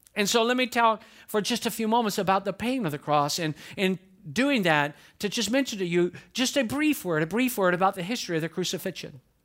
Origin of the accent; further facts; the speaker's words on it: Atlanta, Georgia, United States; moved away as an adult; now in Lakeland, United States; I grew up in Atlanta, Georgia